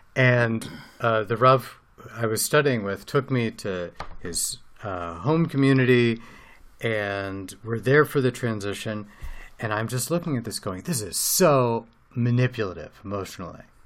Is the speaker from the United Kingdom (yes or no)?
no; United States; now in Israel; growing up as an American